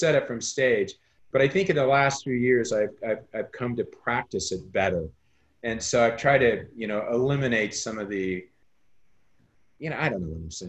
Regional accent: Carlinville, Illinois, United States; That realtor was in my hometown of Carlinville.

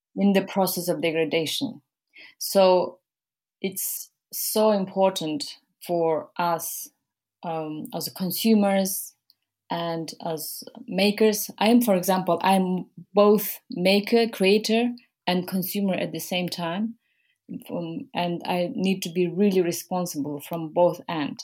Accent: Mongolia; moved away; I am from Mongolia. I grew up in Mongolia. Um, I was born there

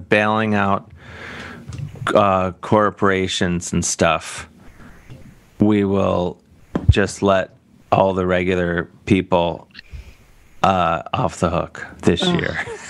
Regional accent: Canada; my question, as a Canadian person who over the last 4 years, 5 years

